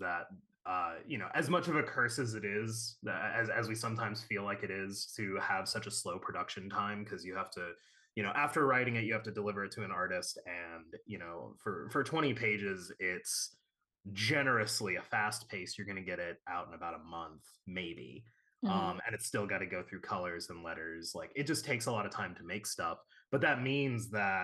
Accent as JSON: {"language": "English", "town": "Chicago", "region": "Illinois", "country": "United States", "said": "I'm from Chicago."}